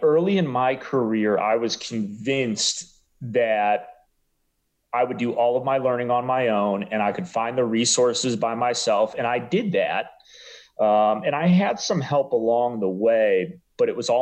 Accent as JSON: {"language": "English", "town": "Cleveland", "region": "Ohio", "country": "United States", "tie": "born or raised there", "also_born_or_lived": "Arizona", "moved": "as an adult", "lives_now": "Dallas, United States", "said": "Growing up in Cleveland"}